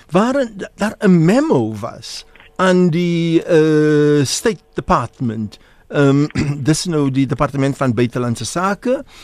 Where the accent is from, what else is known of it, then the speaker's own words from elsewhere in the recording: South Africa; ons is hier vir uh, meer as 360 jaar in Suid-Afrika. Ons is Suid-Afrikaners